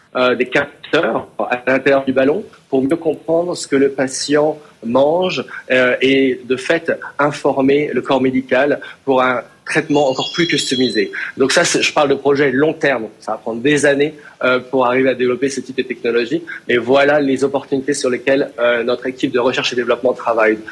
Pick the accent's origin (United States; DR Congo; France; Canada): France; en tant que Français